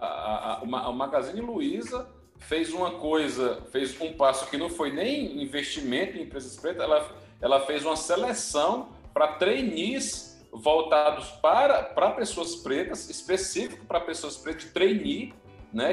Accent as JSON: {"language": "Portuguese", "region": "Northeast Region", "country": "Brazil", "accent": "sotaque cantado (Northeastern)", "said": "Eu tenho um sotaque cantado, então é porque eu sou nordestino"}